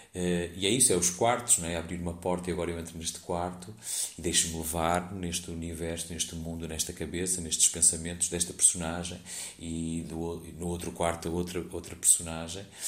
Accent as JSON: {"language": "Portuguese", "town": "Porto", "region": "Norte", "country": "Portugal", "said": "Eu sou do Porto, uma companhia do Porto"}